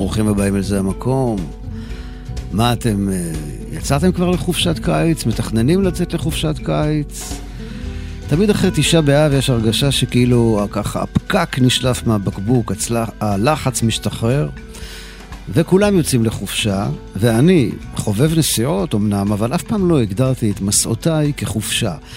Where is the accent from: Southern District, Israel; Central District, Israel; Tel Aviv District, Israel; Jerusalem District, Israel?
Jerusalem District, Israel; Jerusalem; אני יליד העיר ירושלים